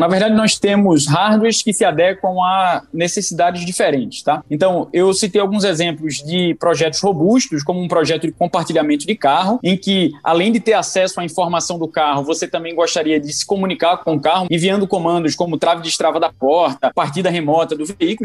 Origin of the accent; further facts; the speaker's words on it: Pernambuco, Brazil; accent: Pernambucano; meu sotaque não, não, não me deixa negar que eu sou que eu sou pernambucano